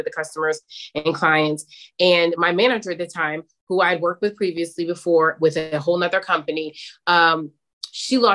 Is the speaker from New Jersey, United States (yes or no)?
yes; Summit, New Jersey, United States; my friend group that I grew up with in Summit, New Jersey.